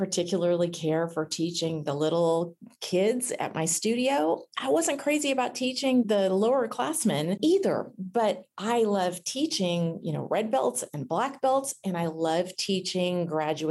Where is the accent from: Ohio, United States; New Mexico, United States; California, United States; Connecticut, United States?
California, United States; Northern; Growing up in Northern California, we always went up to the Redwoods